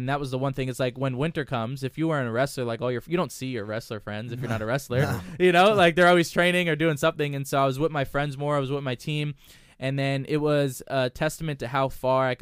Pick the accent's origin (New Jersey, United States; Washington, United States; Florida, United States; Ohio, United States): New Jersey, United States; moved away; growing up in Jersey